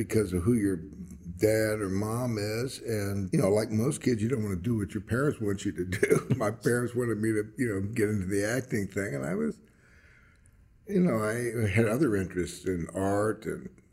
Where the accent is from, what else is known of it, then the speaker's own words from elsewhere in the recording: Los Angeles, California, United States; I was born in Los Angeles and raised in Los Angeles